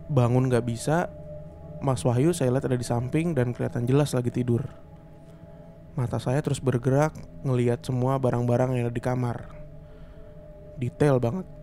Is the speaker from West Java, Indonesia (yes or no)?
no; East Java, Indonesia; moved away as an adult; saya ini anak daerah dari Jawa Timur dan pertama kali merantau, saya nggak mikir dua kali buat tinggal di asrama